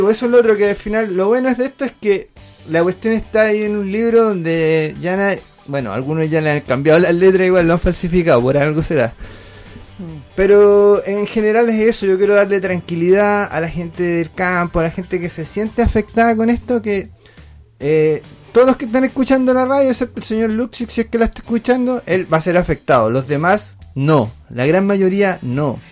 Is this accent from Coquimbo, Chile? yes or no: yes; Mincha, Coquimbo, Chile; un pueblo querido perdido en la cuarta región llamado Mincha, que mm, de donde soy oriundo